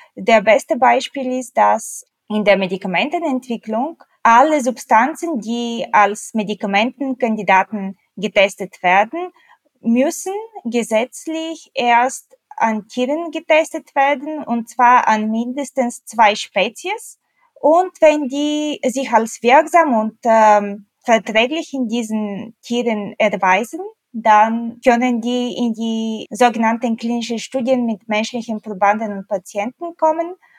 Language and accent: German; Bulgaria; now in Germany; ich komme ursprünglich aus Bulgarien